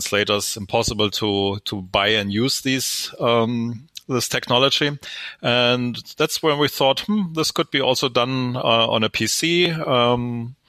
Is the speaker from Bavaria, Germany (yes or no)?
no; Stuttgart, Baden-Württemberg, Germany; English is a second language; also born or lived in United States; I'm originally from Stuttgart, Germany